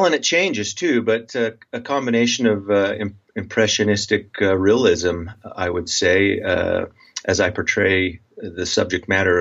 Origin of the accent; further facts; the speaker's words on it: Preston, Idaho, United States; now in Utah, United States; I grew up in a little town, Preston, Idaho, southeastern Idaho